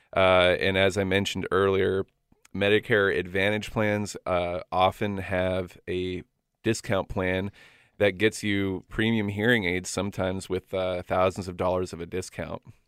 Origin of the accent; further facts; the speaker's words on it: Florida, United States; moved away as an adult; also born or lived in Tennessee / Athens, Georgia; now in Washington, United States; I'm originally from Florida